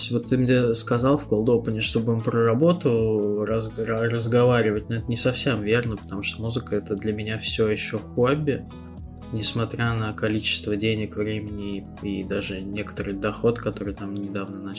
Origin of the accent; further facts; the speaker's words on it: Moscow, Russia; Мы москвичи такие. Типичный москвич.